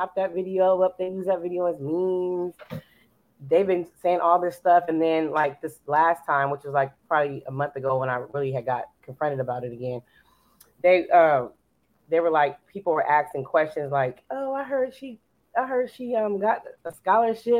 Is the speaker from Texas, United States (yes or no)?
no; California, United States; now in Dallas, United States; I'm from California, but then I came back to Dallas.